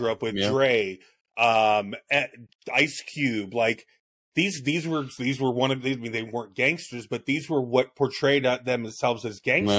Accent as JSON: {"language": "English", "town": "Miami", "region": "Florida", "country": "United States", "tie": "born or raised there", "also_born_or_lived": "Cocoa Beach, Florida", "moved": "yes", "said": "I'm not from Miami. I wasn't born there. I was born in Cocoa Beach, and we moved down to Miami when I was like one, and then I grew up there"}